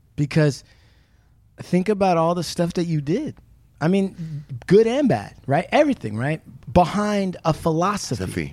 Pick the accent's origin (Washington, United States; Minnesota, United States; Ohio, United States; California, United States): Washington, United States; Puyallup Indian Reservation; I grew up on the Puyallup Indian Reservation.